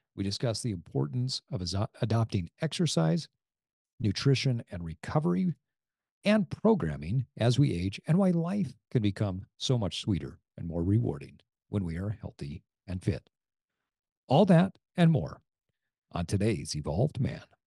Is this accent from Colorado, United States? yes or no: no; Sandy, Utah, United States; my hometown of Sandy, Utah